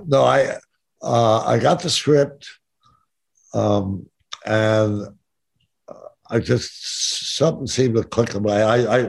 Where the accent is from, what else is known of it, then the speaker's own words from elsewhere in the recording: New York, United States; It's funny because I came out from New York.